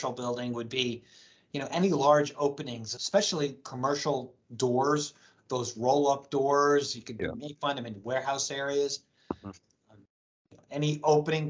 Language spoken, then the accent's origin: English; New Jersey, United States; New Jersey. That's my hometown, is our home state as well